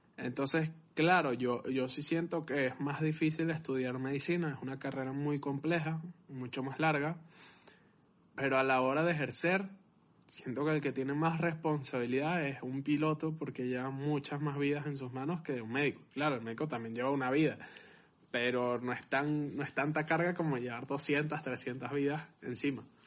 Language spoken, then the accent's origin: Spanish; Venezuela; yo soy venezolano